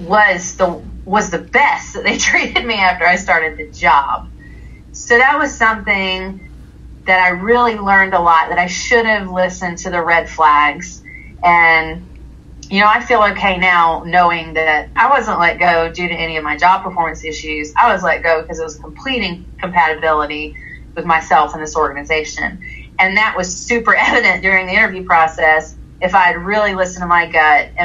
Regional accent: the South, United States; I was raised in the South

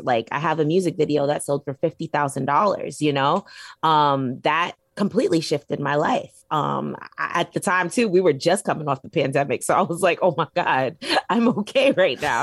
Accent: New York City, New York, United States; I'm from Brooklyn, New York. I grew up on Flatbush, Brooklyn

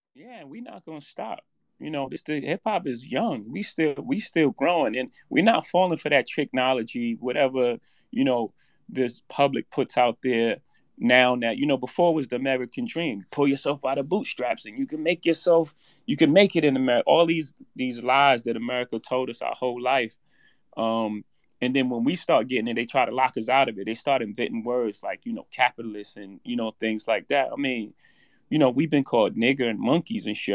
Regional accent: New York City, New York, United States; I come from Marcy projects

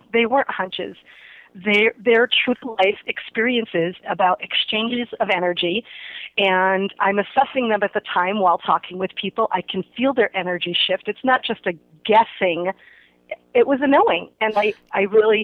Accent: Holyoke, Massachusetts, United States; moved away as an adult; also born or lived in Cape Cod, Massachusetts; now in Sacramento, United States; I am originally from Holyoke, Massachusetts.

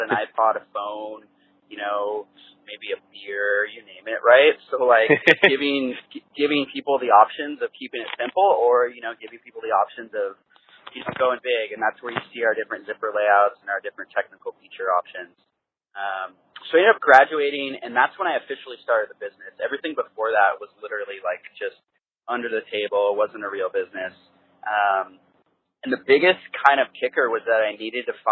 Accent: Washington, United States; I grew up skiing here in Washington.

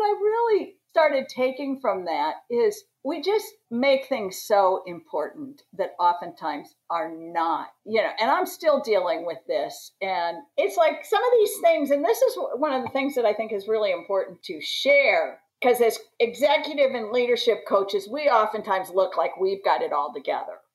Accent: Washington, District of Columbia, United States; I'm from Washington DC

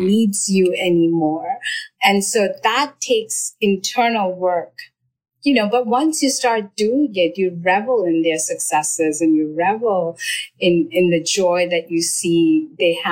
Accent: India; moved away; I grew up in India

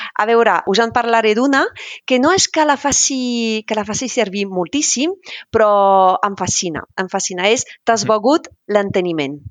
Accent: northern France, France; Catalan is a second language; moved away as an adult; now in Catalonia, Spain; sóc del nord de França, molt a prop de Bèlgica

